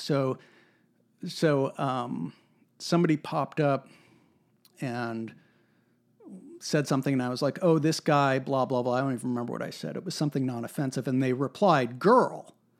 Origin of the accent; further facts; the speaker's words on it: United States; there's something in our national character, there's something about being American that is ornery and contrary